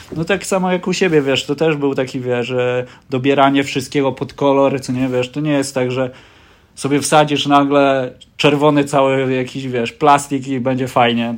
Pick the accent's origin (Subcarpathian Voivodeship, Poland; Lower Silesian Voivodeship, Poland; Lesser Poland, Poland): Lower Silesian Voivodeship, Poland; jestem z Dolnego Śląska